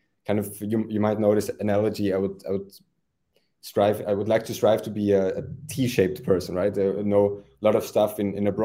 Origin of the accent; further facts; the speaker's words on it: Austria; moved away as an adult; now in Zurich, Switzerland; So originally I'm from Austria